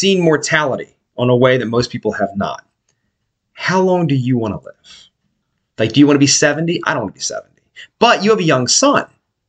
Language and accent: English; Philadelphia, Pennsylvania, United States; I'm from Port Richmond. I was right next to Kensington my entire life.